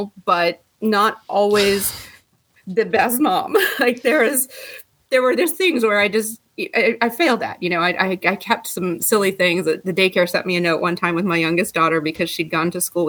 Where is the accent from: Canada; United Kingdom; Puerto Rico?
Canada; Ottawa, Ontario; moved away as an adult; now in Tampa Bay, United States; I am originally from Canada, Ottawa, Canada, and I moved here to the Tampa Bay area in 1998